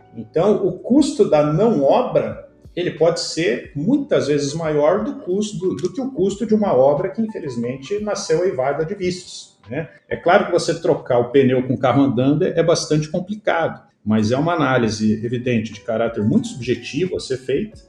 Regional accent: Curitiba, Paraná, Brazil; Curitiba, né, minha cidade natal

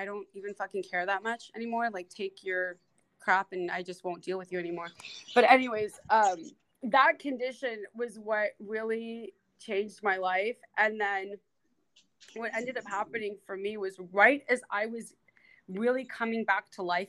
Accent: Los Angeles, California, United States; I lived in LA, I was born and raised in the San Fernando Valley

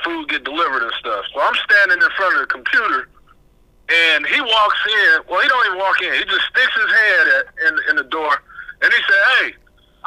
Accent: Fresno, California, United States; my hometown, Fresno, California, we don't have one of the teams, so we're right in the center of California

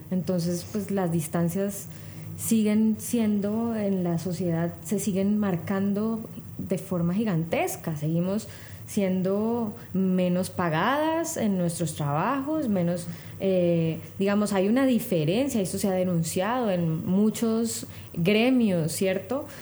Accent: Cali, Valle del Cauca, Colombia

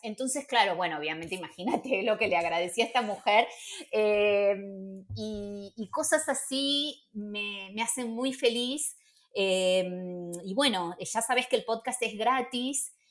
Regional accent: Buenos Aires, Argentina; moved away as an adult; also born or lived in Barcelona / Madrid; now in Spain; Yo soy porteña

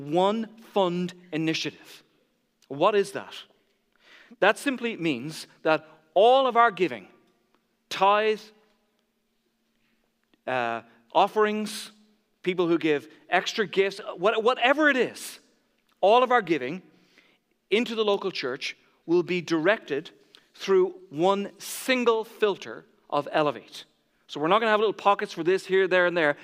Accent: Ireland; I grew up in the Catholic Church. And in Ireland, when you make your first Holy Communion, you visit every neighbor

